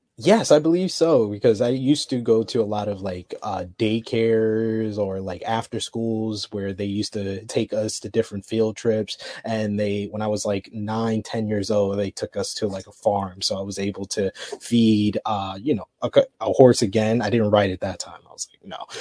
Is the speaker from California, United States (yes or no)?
no; New York, United States; I'm from New York